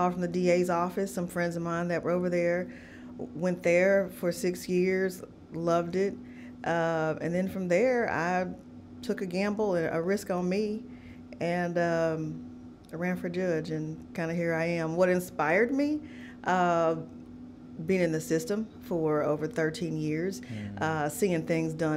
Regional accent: Oklahoma, United States; moved away as an adult; also born or lived in Langston, Oklahoma; now in Nashville, United States; I am originally from Oklahoma

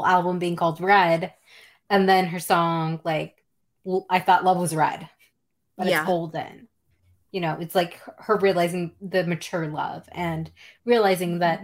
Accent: Florida, United States; growing up in Florida

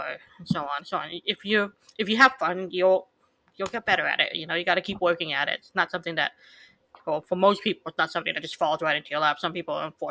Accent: United States; I'm Asian American

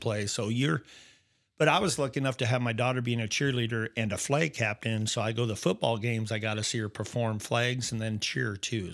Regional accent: Norfolk, Nebraska, United States; just a normal kid, I guess, growing up in Nebraska

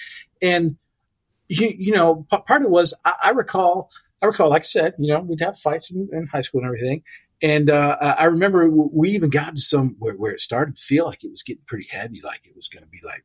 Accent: United States; moved away as an adult; also born or lived in New Orleans / North Alabama / Pacific Northwest; now in Memphis, United States

